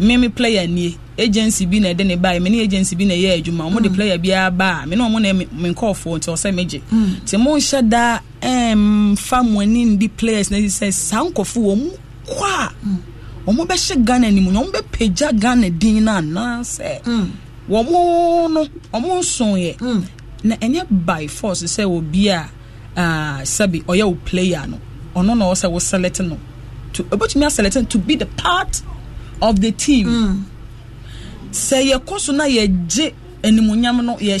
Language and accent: English; Ghana; me feel bad as a Ghanaian